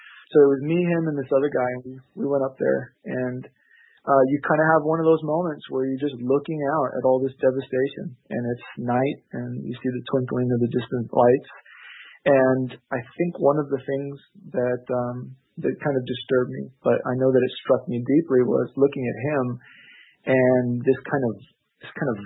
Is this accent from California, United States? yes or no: yes; Los Angeles, California, United States; also born or lived in Orange County; growing up in the Los Angeles area